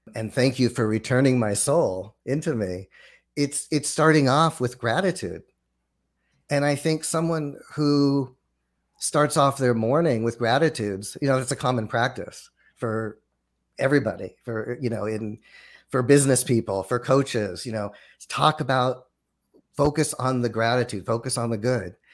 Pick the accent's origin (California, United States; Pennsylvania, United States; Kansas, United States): California, United States; Los Angeles; growing up in Los Angeles, went to public school in in Los Angeles